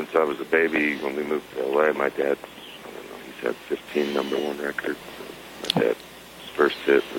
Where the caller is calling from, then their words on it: Malibu, California, United States; From Malibu today.